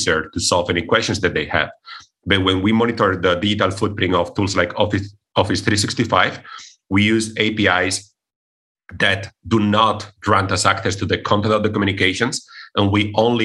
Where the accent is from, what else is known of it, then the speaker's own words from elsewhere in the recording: Cordoba, Andalusia, Spain; moved away as an adult; also born or lived in Bratislava, Slovakia; I come originally from Spain, from a city in the south of Spain called Cordoba